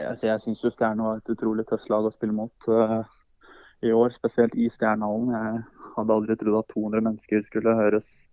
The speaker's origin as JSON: {"language": "Norwegian", "town": "Hamar", "region": "Innlandet", "country": "Norway", "also_born_or_lived": "United States", "moved": "yes", "said": "Det er jo der jeg er ifra"}